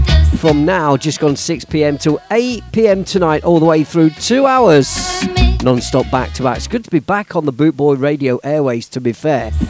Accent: Leicester, East Midlands, United Kingdom; a family that I grew up with on St Andrew's Estate in Leicester

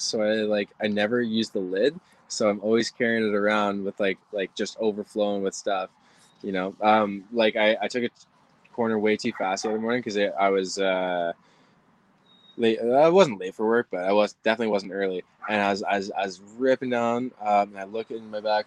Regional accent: British Columbia, Canada; I'm Canadian

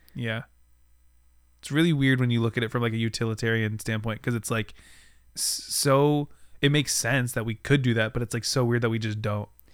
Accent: United States; on our continent as an American

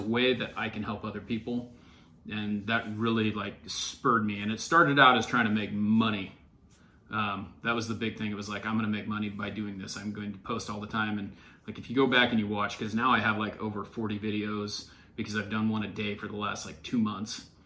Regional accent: Ontario, Oregon, United States; also born or lived in California; I grew up in Ontario, Oregon

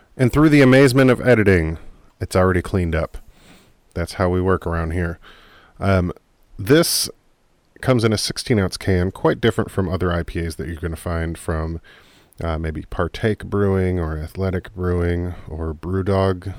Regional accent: United States; I'm an American

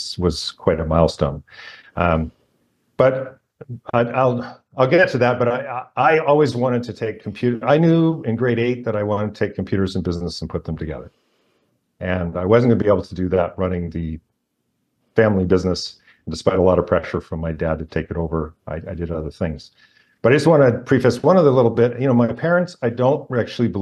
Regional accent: Edmonton, Alberta, Canada; now in Vancouver, Canada; I was born in Edmonton

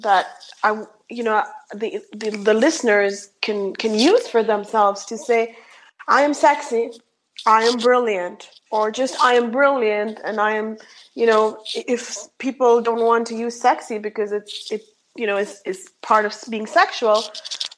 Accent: India; English is a second language; moved away; I'm born and raised in India, so I have a very, I struggle with English a little bit

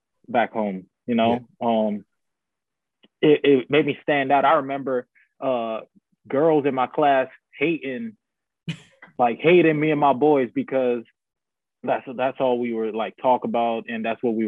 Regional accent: Guyana; moved away; I grew up in Guyana, which is in South America

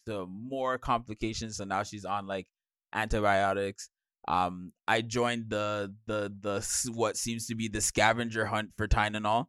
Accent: Jamaica; I'm Jamaican.

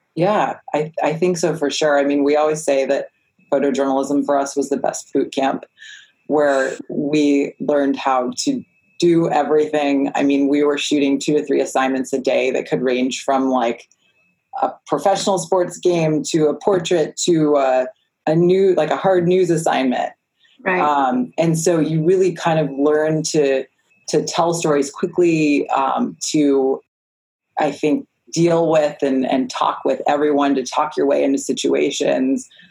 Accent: East Coast, United States; also born or lived in South Florida; I'm from the East Coast

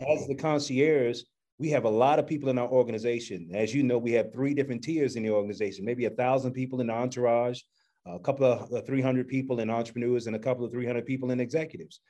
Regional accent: Chicago, Illinois, United States; I'm from Chicago

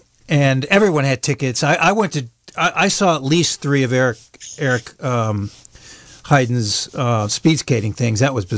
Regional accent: Buffalo, New York, United States; moved away; also born or lived in Adirondacks, New York / Vermont; I'm from Buffalo, New York, and then I moved to Northern New York State, up in the Adirondacks for part of my life, and then to Vermont for part of my life.

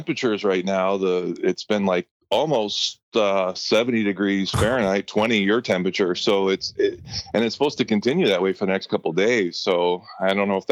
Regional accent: Erie, Pennsylvania, United States; born and raised in Erie

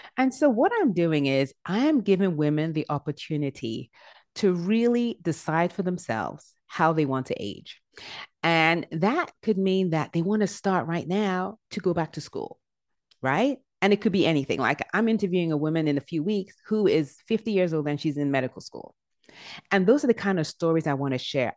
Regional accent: Nigeria; also born or lived in England; I was born in England, and I was there up until I was eight years old, and we moved back to Nigeria. My dad is from Nigeria, so we moved back to Nigeria. And then after that, I went to middle and high school in Nigeria

